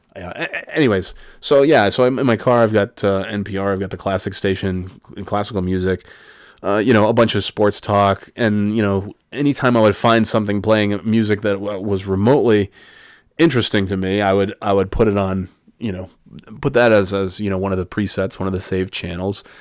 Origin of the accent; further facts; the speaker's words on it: Albany, New York, United States; growing up in Albany